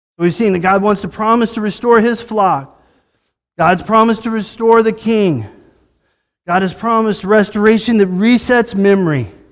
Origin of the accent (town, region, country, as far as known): United States